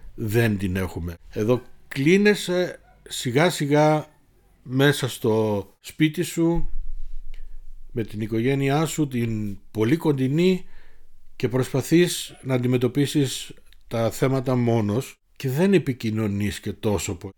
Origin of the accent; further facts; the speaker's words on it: Munich, Bavaria, Germany; also born or lived in Thessaloniki, Greece; το μόναχο είναι το δεύτερο σπίτι μου ή το σπίτι μου γιατί από τα 54 μου χρόνια τα 50 είμαι εδώ